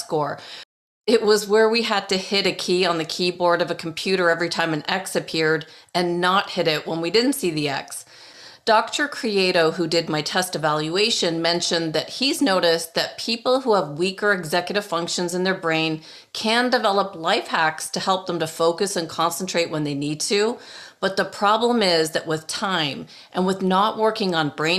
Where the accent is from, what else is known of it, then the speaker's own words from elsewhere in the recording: Toronto, Ontario, Canada; now in Arizona, United States; Toronto, where I grew up and went to school